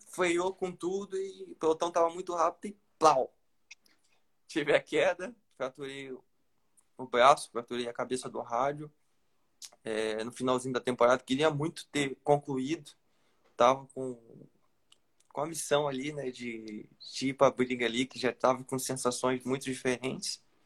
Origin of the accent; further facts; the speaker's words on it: São Pedro da Aldeia, Rio de Janeiro, Brazil; eu sou do interior do Rio de Janeiro, da cidade de São Pedro Aldeia